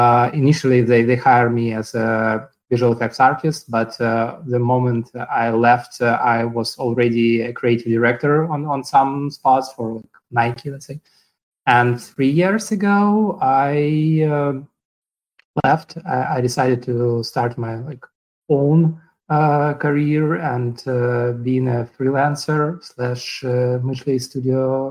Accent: Ukraine; moved away as an adult; also born or lived in Moscow, Russia; now in New York, United States; originally I'm from Ukraine, but at some point I moved to Moscow, Russia, and spent 7 years there

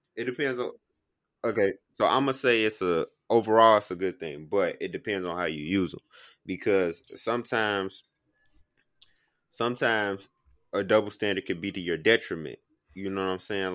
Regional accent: Chicago, Illinois, United States; I'm from Chicago

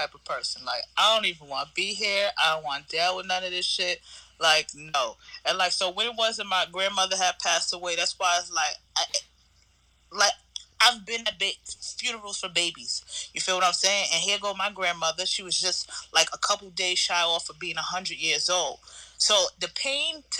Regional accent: New York City, New York, United States; also born or lived in Texas / Florida / Atlanta / Los Angeles; I grew up in Queens most for majority of my life

